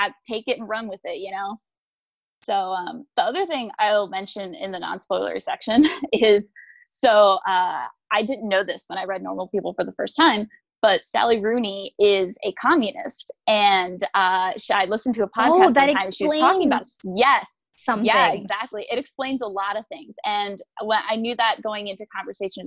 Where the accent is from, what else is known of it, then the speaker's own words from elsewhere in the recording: United States; I'm American